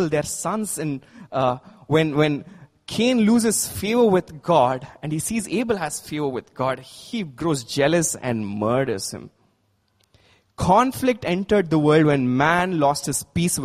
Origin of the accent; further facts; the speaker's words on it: India; As Indians